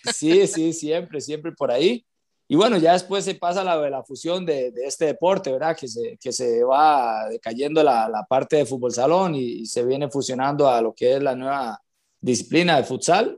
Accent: San José, Costa Rica; yo soy de Cristo Rey, del puro centro de San José

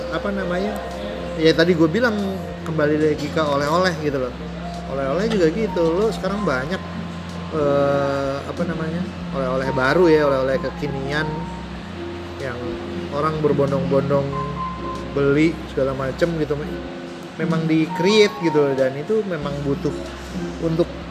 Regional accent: Jakarta, Indonesia; moved away; Gua besar di uh, Jaksel juga kan gitu loh sebelum gue pindah gitu gue besar di Kebayoran

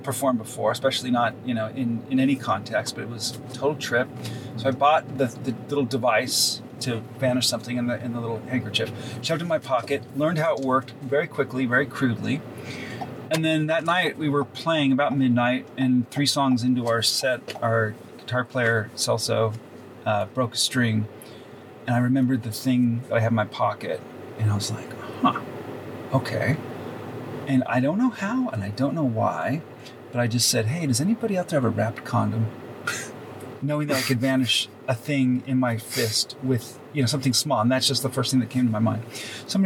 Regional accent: Los Angeles, California, United States; growing up right in this neighborhood, this is where I was born and raised, Toluca Lake, which is kind of next door to Burbank

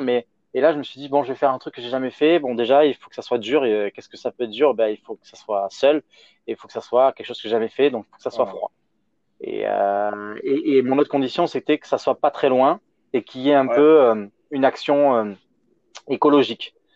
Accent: France; en tant que Français

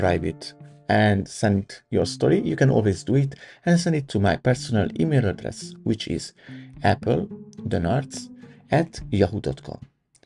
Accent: Budapest, Hungary; moved away as an adult; my hometown Budapest

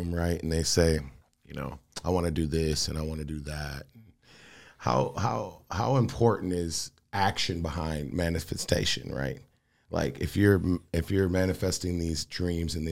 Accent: Michigan, United States; I'm from Michigan.

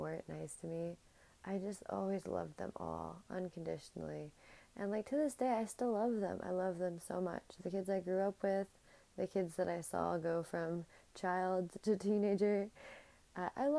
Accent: New Jersey, United States; my hometown in the suburbs of New Jersey where I grew up

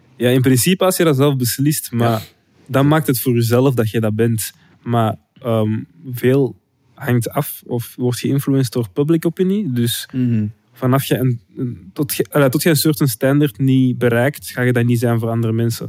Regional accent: Antwerp, Flanders, Belgium; we van Antwerpen komen

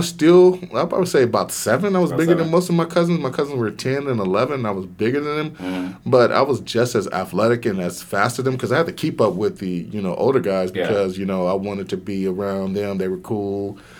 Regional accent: Waldo, Arkansas, United States; born there; I was born in Waldo, Arkansas. The day I was born, I was in the paper because I was the biggest baby born in Arkansas that year.

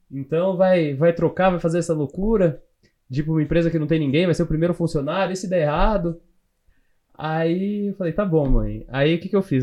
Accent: Louveira, São Paulo, Brazil; Que eu sou do interior, eu sou do interior de São Paulo. Do cidade que eu, que eu era, é, chama Louveira

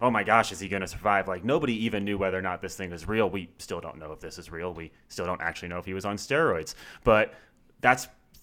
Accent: Pennsylvania, United States; moved away as an adult; now in Colorado, United States; I grew up in Pennsylvania, and voting in Pennsylvania is difficult

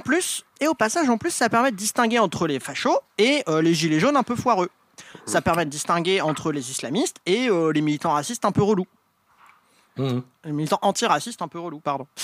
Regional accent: Brittany, France; je suis breton

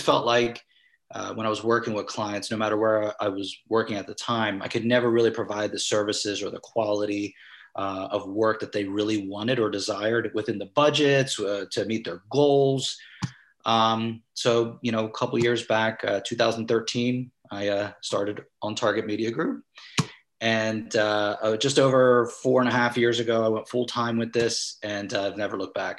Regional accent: Vineland, New Jersey, United States; also born or lived in Mount Laurel, New Jersey / Cherry Hill, New Jersey / Philadelphia / California; I was born and raised in Vineland, New Jersey. I reside here right now

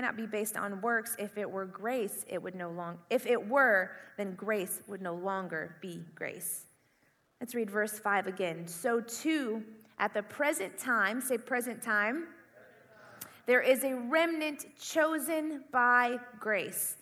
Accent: Indiana, United States; moved away as an adult; also born or lived in California; I grew up in the Midwest. I grew up in Indiana

